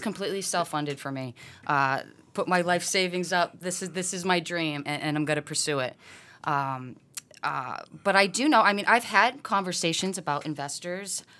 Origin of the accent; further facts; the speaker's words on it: Massachusetts, United States; born and raised in Mass.